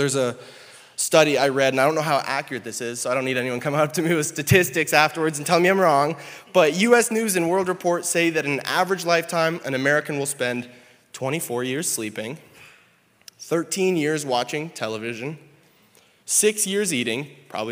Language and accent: English; Canada; moved away as an adult; now in South Dakota, United States; I'm Canadian, and so when Jaden and I decided we were going to get married, we recognized that we were going to move down here in the States